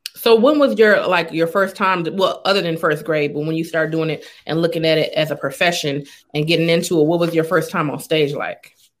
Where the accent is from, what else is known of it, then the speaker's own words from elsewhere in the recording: Los Angeles, California, United States; I'm actually from Los Angeles